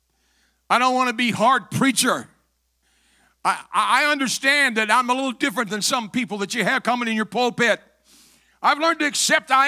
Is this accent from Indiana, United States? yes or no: no; Metropolis, Illinois, United States; moved away; I was born in Metropolis